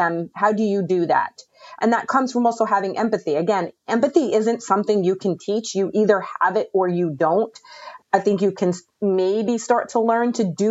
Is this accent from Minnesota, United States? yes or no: no; New York, United States; I'm from New York